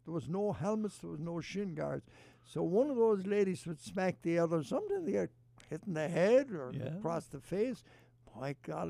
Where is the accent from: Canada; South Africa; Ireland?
Ireland; County Mayo, Connacht; now in Cleveland, United States; I grew up in Mayo, and we were not noted for hurling or camogie, but there was a local camogie team.